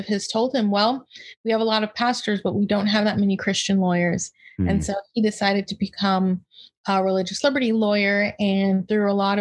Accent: Palm Beach County, Florida, United States; I grew up in Palm Beach County, Florida.

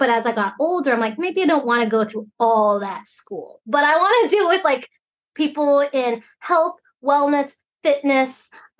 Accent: Alaska, United States; English is a second language; also born or lived in Hong Kong / Boise, Idaho; so I live here currently right now in Fairbanks, Alaska. I'm Chinese, so I was actually born in Hong Kong and I immigrated to Alaska, which is part of the United States, of course, when I was maybe a month and a half. So I grew up in Alaska

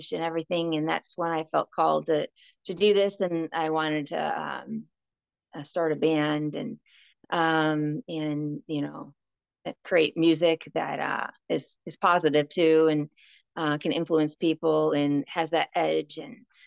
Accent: Chicago, Illinois, United States; also born or lived in Tennessee; I'm from the Chicago area

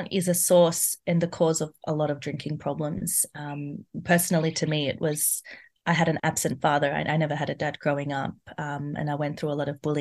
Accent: India; So I'm Indian, and from there, I realized that so many women, they're going through domestic violence

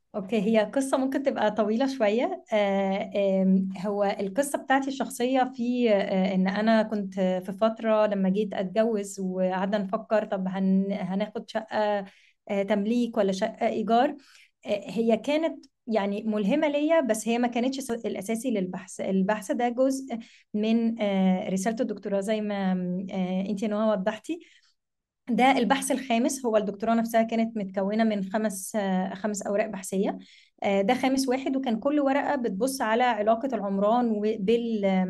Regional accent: Egypt; احنا في مصر

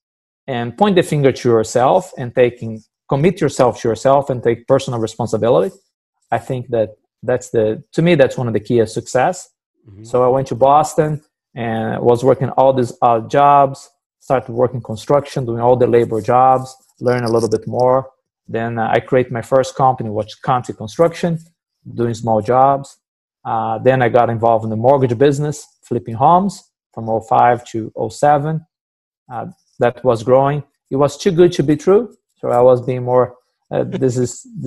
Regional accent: Brazil; moved away as an adult; now in United States; growing up in Brazil, I always work with my dad at his butcher shop

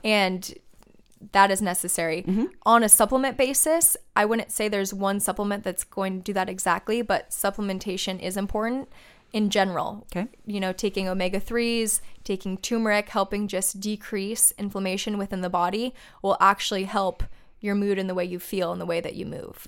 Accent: Laguna Beach, California, United States; I grew up in Laguna Beach

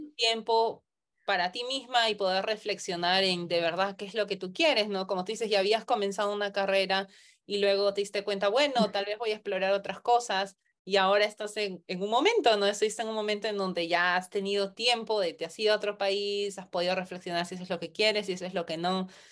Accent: Peru; moved away as an adult; also born or lived in United States; yo nací en Perú, me mudé a Estados Unidos

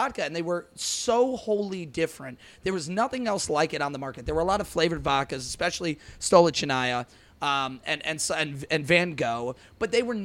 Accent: Fallston, Maryland, United States; I grew up on Boggs Road, right up Pleasantville

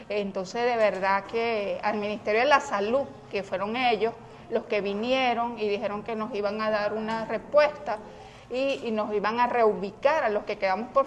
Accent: Clarines, Anzoátegui, Venezuela; Yo vengo de Clarines, municipio Brusual del estado Anzuate.

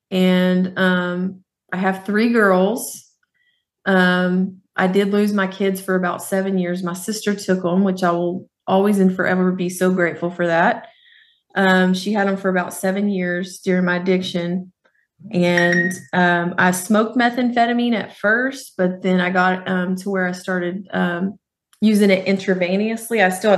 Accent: Fort Worth, Texas, United States; I grew up in Fort Worth, Texas.

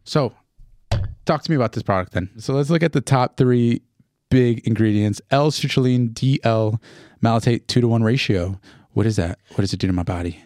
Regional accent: Newark, New Jersey, United States; I grew up in Newark

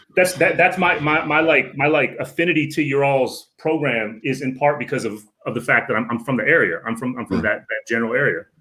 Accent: Northern Virginia, United States; I'm from the DMV. Um, I grew up in Northern Virginia.

